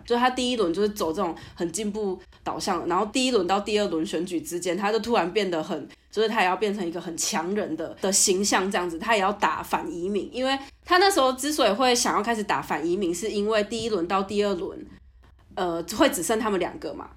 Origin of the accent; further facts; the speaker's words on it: Taiwan; moved away as an adult; now in Turkey; 我在台湾，就是出生长大